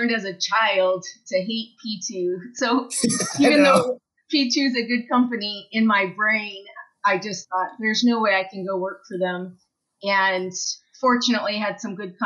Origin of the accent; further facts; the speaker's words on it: Denver, Colorado, United States; I grew up in Denver